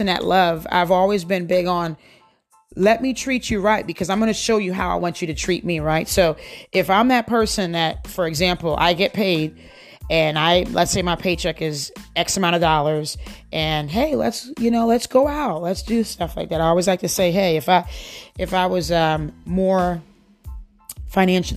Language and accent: English; United States; I grew up in the United States. I came here when I was 10 years old.